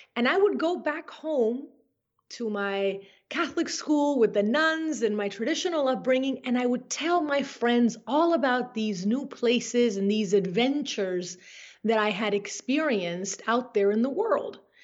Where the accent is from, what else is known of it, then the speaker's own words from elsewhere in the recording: Caracas, Capital District, Venezuela; moved away as an adult; also born or lived in Brainerd, Minnesota; now in United States; I was born in the beautiful Caracas, Venezuela, which to me is a place that has always been filled with nature and magic and wonder. And I grew up lucky enough to have a family, especially my dad, who really wanted me to appreciate my hometown